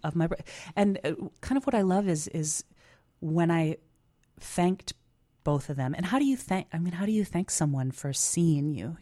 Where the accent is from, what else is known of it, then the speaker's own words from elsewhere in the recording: Chicago, Illinois, United States; being a Chicagoan